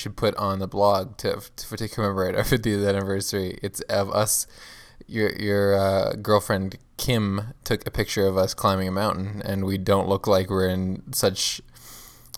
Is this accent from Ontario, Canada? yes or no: yes; Mississauga, Ontario, Canada; near my hometown of Mississauga, Canada